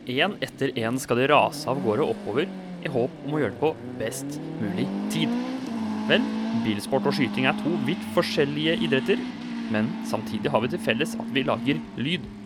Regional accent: Sarpsborg, Østfold, Norway; Jeg kommer fra Sarpsborg

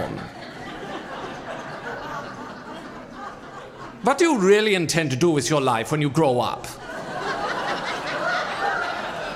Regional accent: Boise, Idaho, United States; my hometown of Boise, Idaho

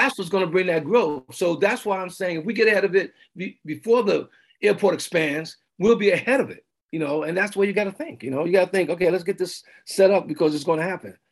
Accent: New York City, New York, United States; moved away as an adult; also born or lived in Los Angeles / Clark County; now in Redmond, United States; I'm from New York City

